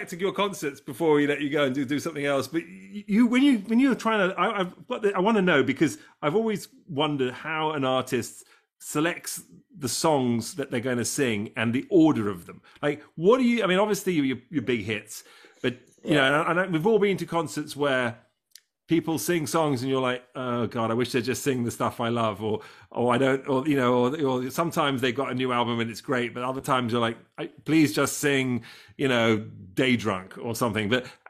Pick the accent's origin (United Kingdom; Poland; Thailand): United Kingdom; England; now in United States; So I'm English, but I'm an American, right? So what happens is that the UK allows me to keep both passports, right?